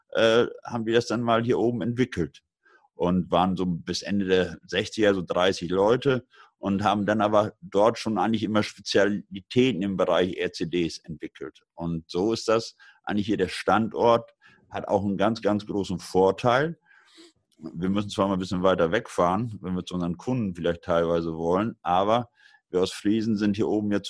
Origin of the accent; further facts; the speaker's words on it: Lower Saxony, Germany; hat der sich aufgemacht an die ostfriesische Küste, an meine Heimat.